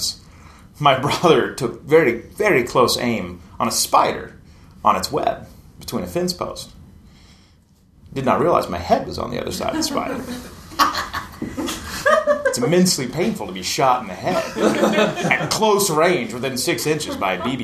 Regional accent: East Tennessee, United States; I grew up in East Tennessee, like in the hills and valleys

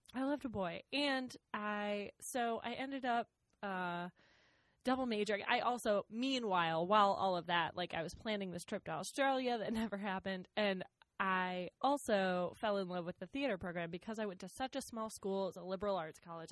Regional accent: Rochester, Minnesota, United States; moved away; I grew up in Rochester, Minnesota, just like southeast Minnesota.

